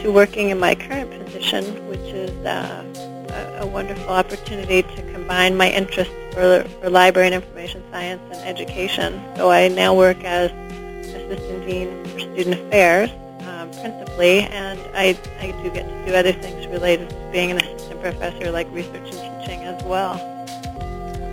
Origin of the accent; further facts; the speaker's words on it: Halifax, Nova Scotia, Canada; moved away as an adult; also born or lived in Mexico; now in Urbana-Champaign, United States; I grew up in Halifax, Nova Scotia, on the east coast of Canada, and went to university out there